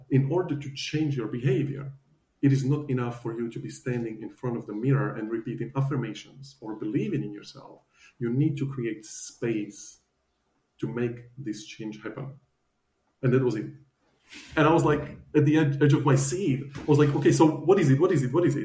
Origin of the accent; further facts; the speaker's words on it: Slovakia; moved away as an adult; now in Australia; So I'm originally from Slovakia, and I used to work as a financial advisor